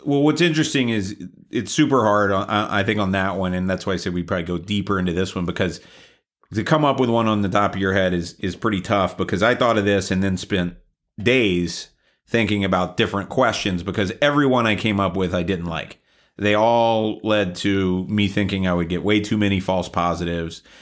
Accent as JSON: {"language": "English", "region": "the South", "country": "United States", "tie": "born or raised there", "said": "I grew up in the South"}